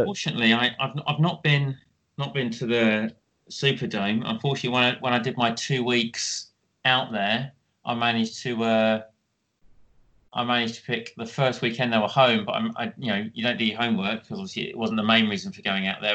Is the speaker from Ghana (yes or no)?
no; Kent, South East England, United Kingdom; growing up in Kent